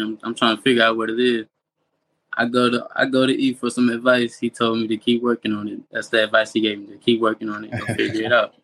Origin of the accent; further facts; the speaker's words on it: St. Louis, Missouri, United States; I grew up in St. Louis. I've been in St. Louis my whole life